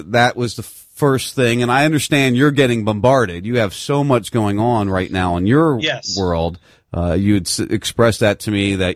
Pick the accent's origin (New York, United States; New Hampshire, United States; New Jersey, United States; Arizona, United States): New Jersey, United States; I grew up in South Jersey